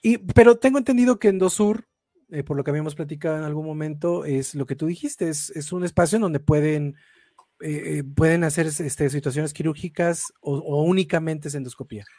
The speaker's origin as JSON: {"language": "Spanish", "country": "Mexico", "said": "uno como mexicano"}